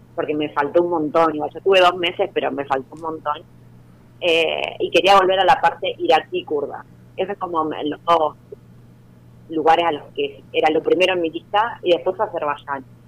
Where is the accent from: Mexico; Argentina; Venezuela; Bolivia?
Argentina; Junín, Buenos Aires Province; yo soy de Junín